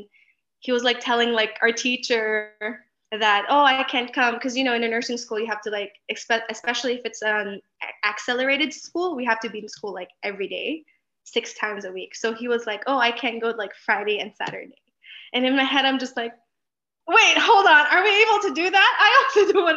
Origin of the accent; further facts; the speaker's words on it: Philippines; now in Los Angeles, United States; I grew up in the Philippines.